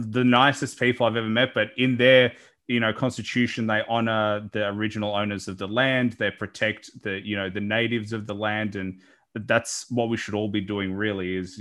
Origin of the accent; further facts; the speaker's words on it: Australia; as an Australian